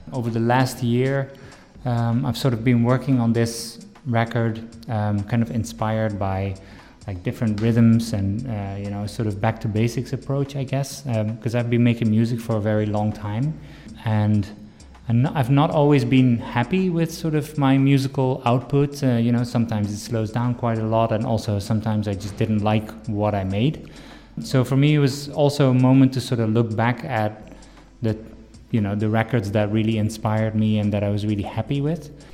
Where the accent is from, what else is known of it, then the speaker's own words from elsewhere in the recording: Netherlands; moved away as an adult; now in Washington, D.C., United States; I grew up in Holland